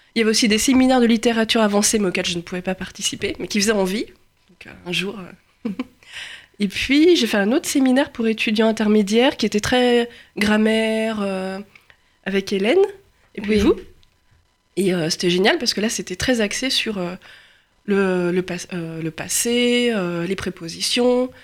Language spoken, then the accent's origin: French; Lyon, Auvergne-Rhône-Alpes, France; je suis lyonnaise